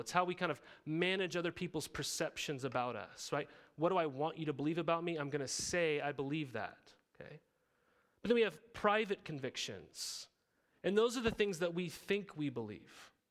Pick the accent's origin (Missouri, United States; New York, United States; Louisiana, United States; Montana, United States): Montana, United States; moved away as an adult; also born or lived in Riverside, California; I grew up in Montana